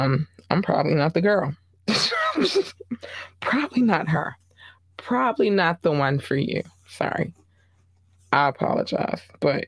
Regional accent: Baltimore, Maryland, United States; he's from NYC. I'm from Baltimore.

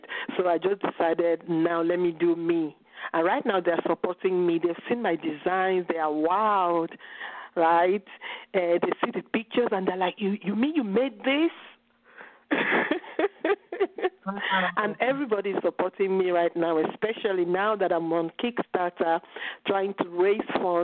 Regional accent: Nigeria; moved away as an adult; now in Italy; growing up in Nigeria, my family didn't consider fashion something that was intellectual enough.

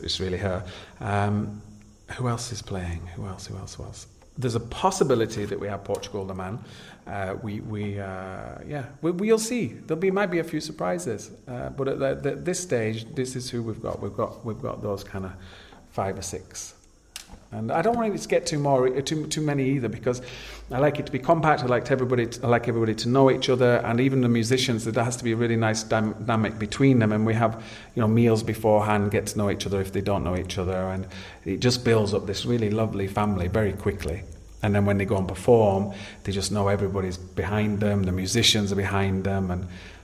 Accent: Yorkshire and the Humber, United Kingdom; now in Ibiza, Spain; being a Yorkshire man and it being down the road from where I grew up.

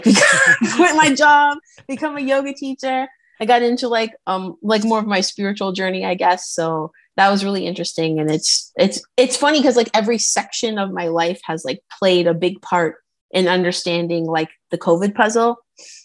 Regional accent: Canada; I'm from Canada.

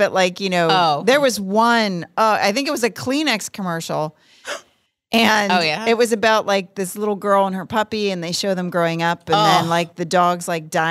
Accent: Pittsburgh, Pennsylvania, United States; moved away; I'm from Pittsburgh.

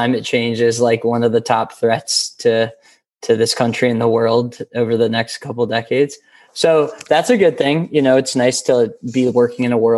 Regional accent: Takoma Park, Maryland, United States; now in Washington, D.C., United States; I grew up in Tacoma Park, Maryland. Right outside DC.

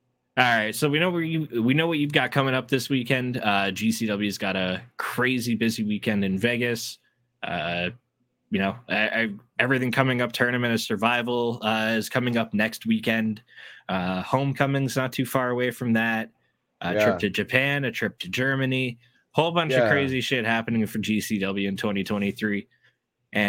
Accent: Canada; as a Canadian

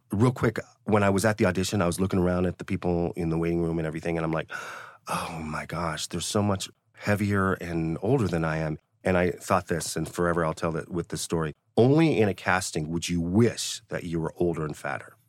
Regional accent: Cleveland, Ohio, United States; moved away as an adult; now in Los Angeles, United States; I tell people I'm from Cleveland, Ohio. That's where I was based when I went to college at Northwestern University

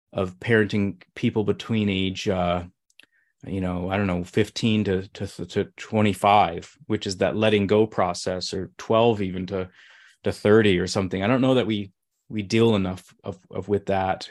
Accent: Midwest, United States; moved away; growing up in the Midwest

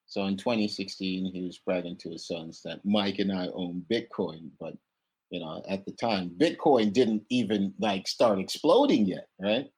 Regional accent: Kingston, Jamaica; moved away as an adult; now in United States; I'm from Kingston, Jamaica originally

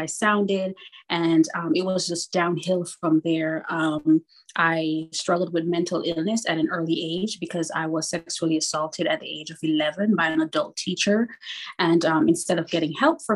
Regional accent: Kingston, Jamaica; moved away; born in Kingston, Jamaica in the 70s

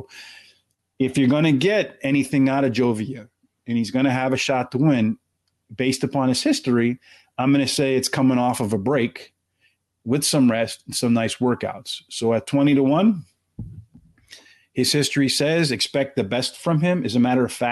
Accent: Pennsylvania, United States; I'm from Pennsylvania

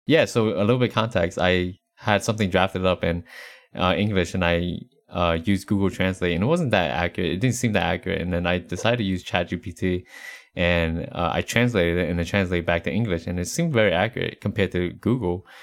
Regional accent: Appalachian Mountains, East Coast, United States; now in Texas, United States; growing up on the East Coast, you know, in the, uh, Appalachian Mountains

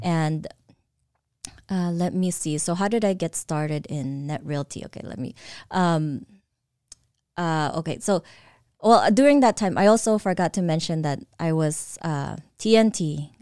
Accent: Caloocan, Metro Manila, Philippines; now in Eastvale, United States; I was born in the Philippines, in Caloocan

